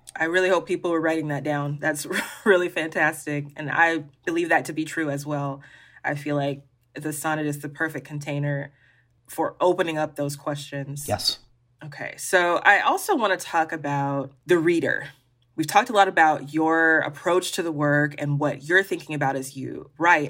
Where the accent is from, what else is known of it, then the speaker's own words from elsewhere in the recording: Birmingham, Alabama, United States; even though I grew up here in Alabama, I mean, I'm from Birmingham